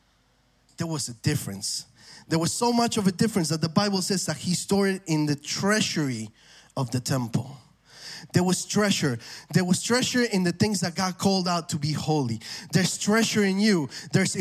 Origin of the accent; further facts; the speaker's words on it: Argentina; moved away; I'm from Argentina